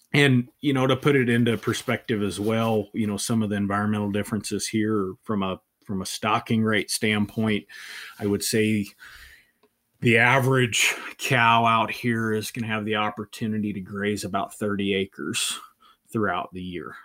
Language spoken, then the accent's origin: English; northernmost Virginia, United States; moved away as an adult; also born or lived in Tennessee; now in Amarillo, United States; I was born and raised in, in the northernmost part of Virginia